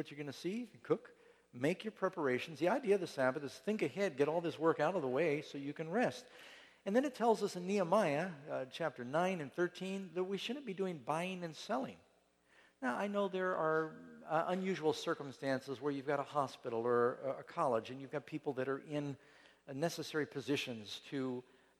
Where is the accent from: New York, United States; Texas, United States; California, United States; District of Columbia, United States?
New York, United States; New York City; When we grew up in New York City